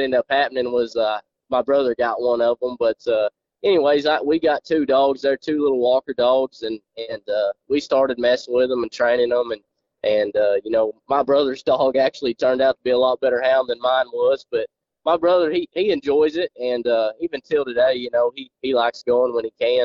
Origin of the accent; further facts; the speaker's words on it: Jay, Oklahoma, United States; I'm from Oklahoma, a small town in northeastern Oklahoma called Jay. Went to school in Jay and graduated